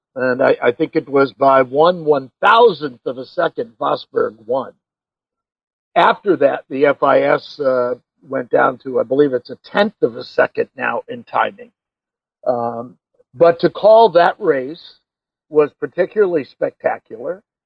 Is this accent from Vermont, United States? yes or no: yes; Vermont, United States; we're from Vermont